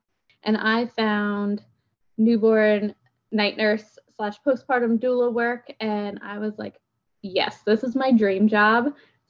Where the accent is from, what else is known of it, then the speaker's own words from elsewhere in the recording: Pennsylvania, United States; We moved down here from Pennsylvania 2 years ago.